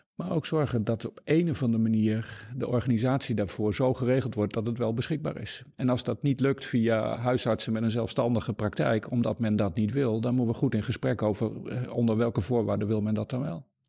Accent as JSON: {"language": "Dutch", "area": "Noordoostpolder", "region": "Flevoland", "country": "Netherlands", "tie": "born or raised there", "also_born_or_lived": "Groningen / Deventer / Amsterdam / Nashville, Tennessee", "moved": "yes", "said": "Ik ben opgegroeid in de Noordoostpolder en gestudeerd in Groningen."}